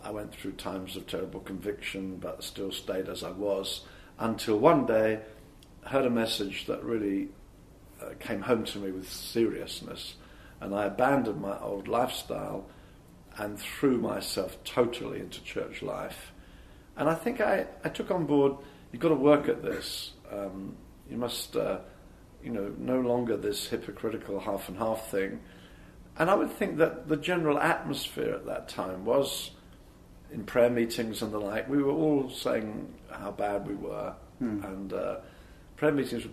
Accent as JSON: {"language": "English", "town": "Brighton", "region": "South East England", "country": "United Kingdom", "tie": "born or raised there", "moved": "as an adult", "said": "I live in Brighton in Sussex. I actually was born there. I lived away from there for 11 years, but have been back since about 1980"}